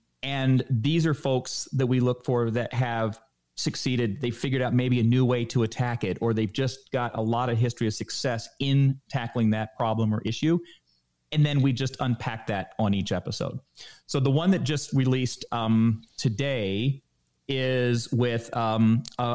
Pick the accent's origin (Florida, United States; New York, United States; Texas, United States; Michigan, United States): Florida, United States; moved away; I grew up in Florida